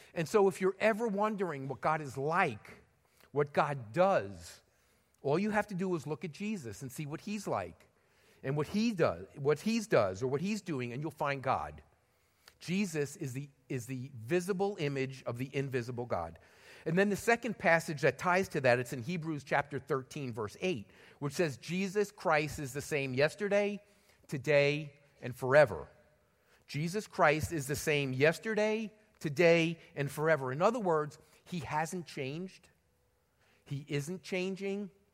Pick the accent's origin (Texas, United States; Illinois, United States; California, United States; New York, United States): New York, United States; New York City; moved away; I was born in the Bronx, and I spent a lot of time hanging around Madison Square Garden in New York City